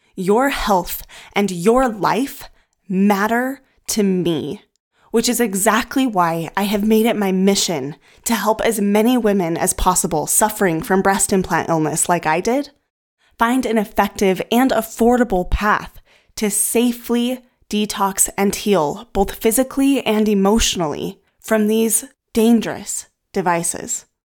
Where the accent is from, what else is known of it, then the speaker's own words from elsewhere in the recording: United States; the U S, where I'm from